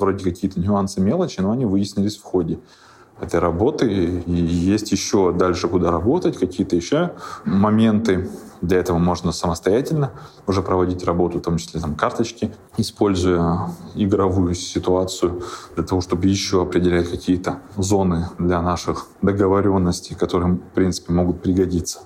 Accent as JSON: {"language": "Russian", "region": "Siberia", "country": "Russia", "also_born_or_lived": "Krasnoyarsk / Moscow", "said": "сами мы сибиряки"}